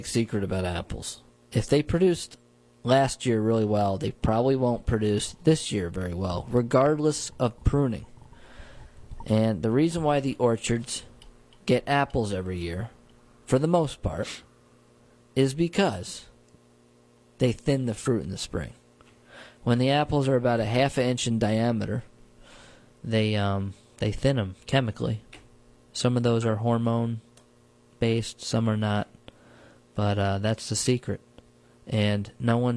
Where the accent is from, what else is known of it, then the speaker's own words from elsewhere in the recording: New Paltz, New York, United States; when I was growing up in New Paltz